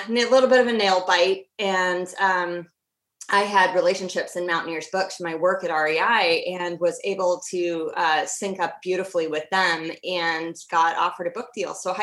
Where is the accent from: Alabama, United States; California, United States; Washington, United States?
Washington, United States; I grew up in the Pacific Northwest, so I'm a third generation Washingtonian